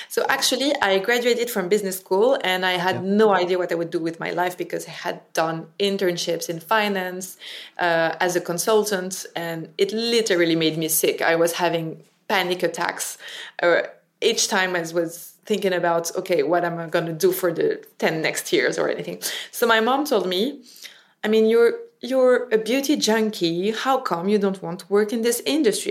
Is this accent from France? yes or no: yes; Paris, Île-de-France, France; English is a second language; I was raised and born in Paris.